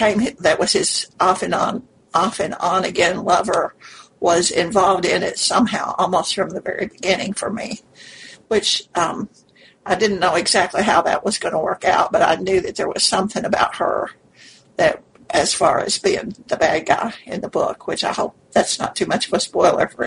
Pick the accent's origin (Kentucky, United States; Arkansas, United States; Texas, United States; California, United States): Kentucky, United States; near Paducah; now in Lexington, United States; Paducah is like 20 miles from my hometown.